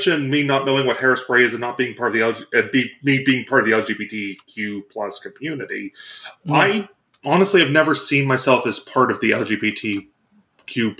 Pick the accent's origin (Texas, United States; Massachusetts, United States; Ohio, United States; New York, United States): Ohio, United States; I've grown up in the conservative part of Ohio